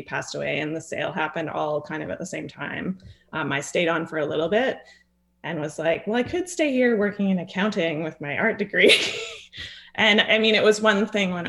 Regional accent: Bracebridge, Ontario, Canada; also born or lived in British Columbia; now in Windermere, Canada; I grew up in Bracebridge, just not far from the downtown

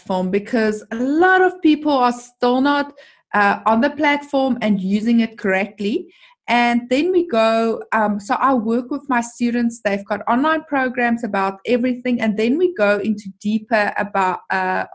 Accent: South Africa; I am from South Africa

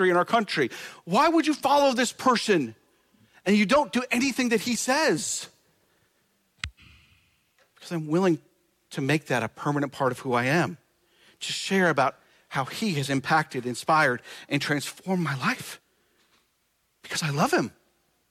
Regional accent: Nebraska, United States; moved away as an adult; This is my home state where I spent a little under 40 years of my life, where I was born, raised, graduated high school, did the whole thing

